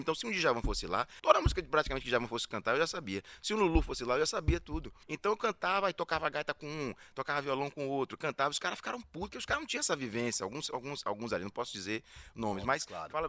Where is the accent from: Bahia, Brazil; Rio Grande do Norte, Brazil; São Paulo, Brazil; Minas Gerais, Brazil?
Bahia, Brazil; Salvador; como baiano, soteropolitano